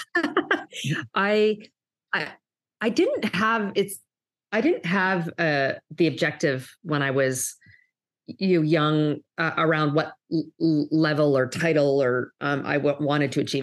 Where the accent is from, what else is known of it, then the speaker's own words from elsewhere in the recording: Canada; now in United States; if you'll hear maybe a bit of an accent, I'm actually originally from Canada, um, but have lived and worked in, in the U S, um, for many years